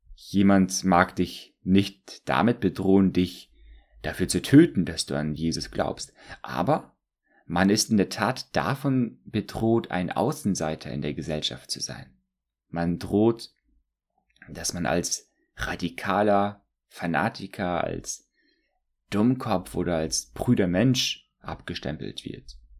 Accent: Germany; als Deutsche

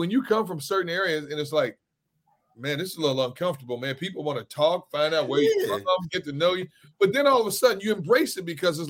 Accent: Milwaukee, Wisconsin, United States; now in Philadelphia, United States; I got my boy Keith coming to my hometown.

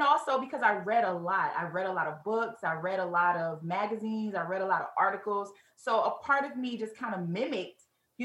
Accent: Detroit, Michigan, United States; I am born and raised native of Detroit

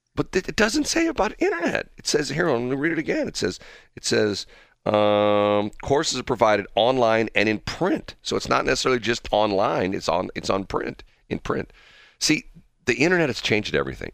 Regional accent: Missouri, United States; I'm the guy from Missouri.

